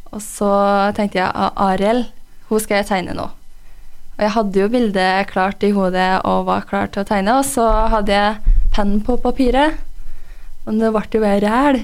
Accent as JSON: {"language": "Norwegian", "town": "Røros", "region": "Trøndelag", "country": "Norway", "tie": "born or raised there", "said": "jeg er jo fra Røros. Jeg er oppvokst her"}